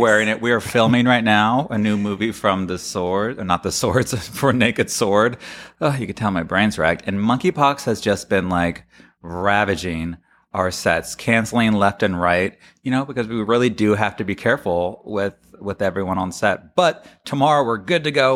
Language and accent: English; Florida, United States; I come from Florida